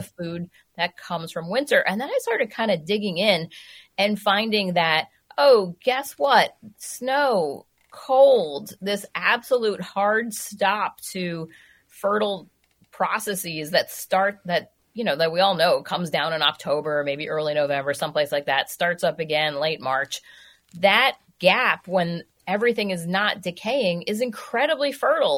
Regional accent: New York City, New York, United States; now in Minnesota, United States; I grew up in New York City

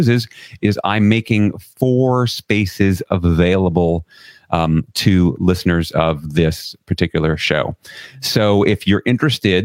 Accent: New York City, New York, United States; I grew up in Flushing, Queens, right in New York City

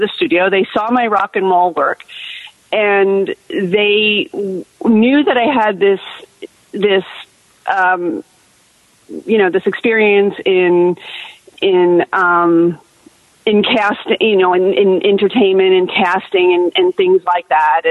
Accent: Los Angeles, California, United States; moved away as an adult; now in Seattle, United States; I was from Los Angeles and I owned a house

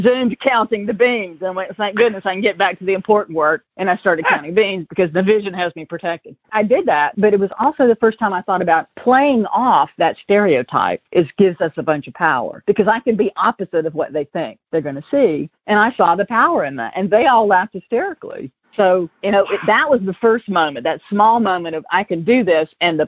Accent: the South, United States; accent: Southern; when I moved to California, I moved from Atlanta, and I was drinking Franzia in a box, you know, $9.99. And Napa Valley is, you know, the mecca of Cabernet. So I knew that I had this Southern thing that people were clearly going to detect pretty quickly.

